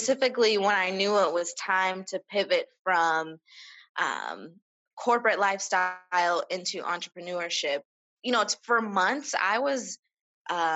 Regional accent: Las Vegas, Nevada, United States; I've been born and raised in Las Vegas.

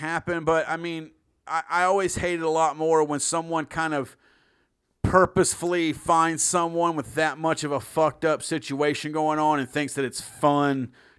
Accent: Russia; accent: Russian; I like being in Europe because my Russian accent kind of covers a lot of them.

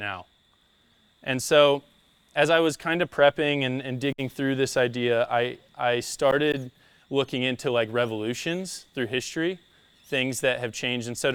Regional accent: United States; moved away as an adult; I'm from the States. I've lived here on the coast for about 3 years

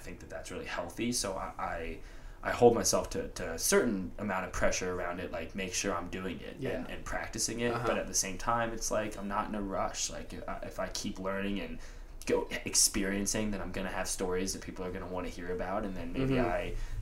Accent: Atlanta, Georgia, United States; growing up in Atlanta, like I was super into hip hop

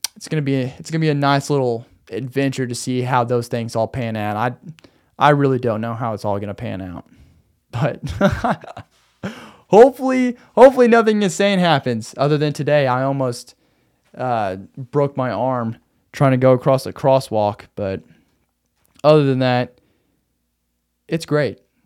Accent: Arkansas, United States; now in Phoenix, United States; in Arkansas, In my hometown

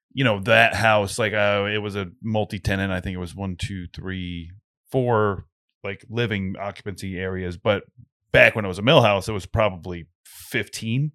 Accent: Slatersville, Rhode Island, United States; I grew up in Slatersville

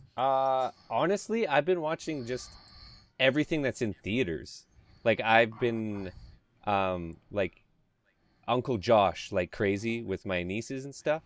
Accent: Canada; I'm Canadian

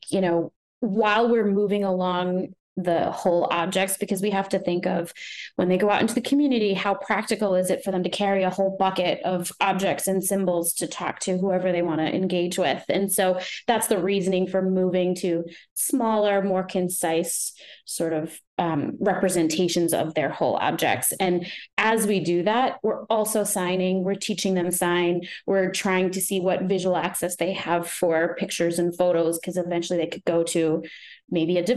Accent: Massachusetts, United States; probably because we're from Massachusetts and we've got the Red

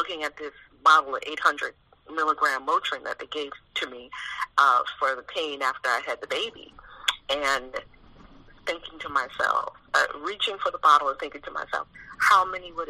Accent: New York City, New York, United States; I was born and raised in New York City in Harlem, right in the middle of the hood

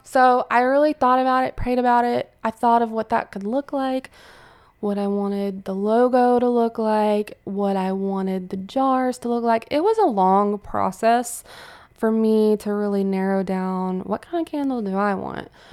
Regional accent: Fairhope, Alabama, United States; moved away as an adult; now in Pensacola, United States; I'm, I'm from Fairhope, which is a small town in Alabama, about forty-five minutes from here

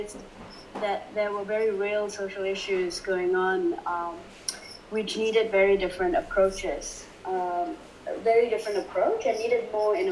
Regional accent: Kuala Lumpur, Malaysia; moved away as an adult; also born or lived in Europe / United States / Indonesia; now in Singapore; The first 19 years of my life, I lived in Kuala Lumpur, and I grew up in Kuala Lumpur

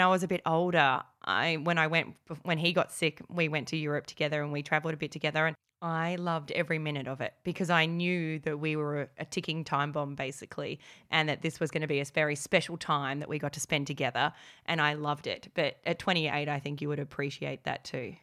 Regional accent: Australia; accent: Aussie; my Aussie accent

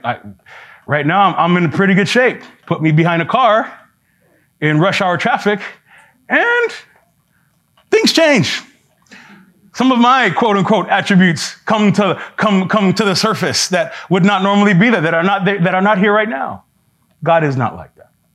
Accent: New York City, New York, United States; I'm from New York City

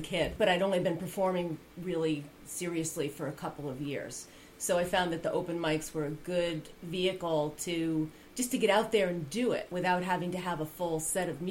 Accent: Rhinebeck, New York, United States; So I'm a native of the Hudson Valley. I grew up right here in Rhinebeck. Didn't go very far

